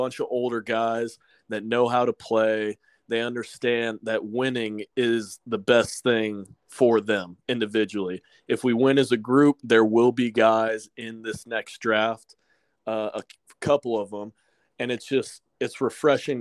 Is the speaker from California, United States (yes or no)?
no; Austin, Texas, United States; Born and raised in Austin, Texas